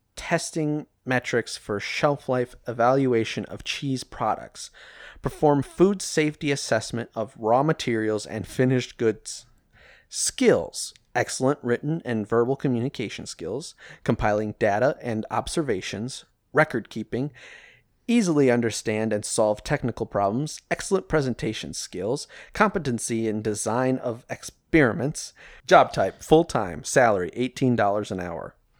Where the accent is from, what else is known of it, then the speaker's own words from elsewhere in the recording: Midwest, United States; I grew up in the Midwest, what didn't grow up on a farm.